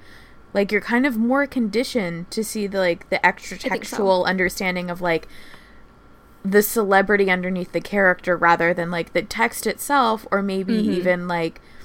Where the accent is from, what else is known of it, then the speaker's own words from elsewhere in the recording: New Jersey, United States; I grew up in New Jersey